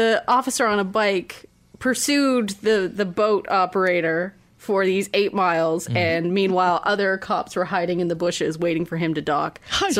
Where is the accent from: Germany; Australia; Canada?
Canada; we had to call Disney and be like, we're Canadian.